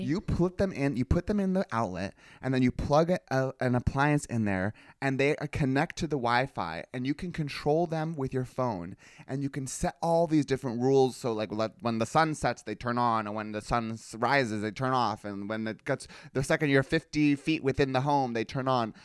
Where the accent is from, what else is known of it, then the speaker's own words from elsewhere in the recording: California, United States; growing up in California